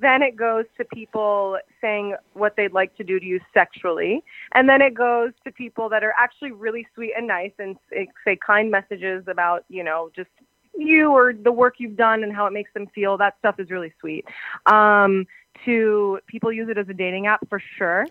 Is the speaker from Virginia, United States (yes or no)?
yes; Arlington, Virginia, United States; I was born in Arlington, Virginia